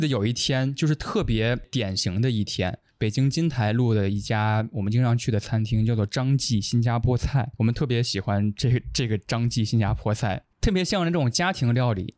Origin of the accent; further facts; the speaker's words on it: Henan, China; 我是一个河南人